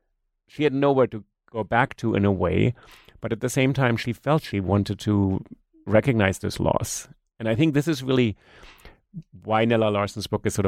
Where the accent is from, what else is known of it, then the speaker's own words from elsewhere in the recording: New York, United States; English is a second language; if I say, you know, I'm a New Yorker, people look at me and say, well, yeah, but where are you really from? So it's kind of interesting because I have an accent.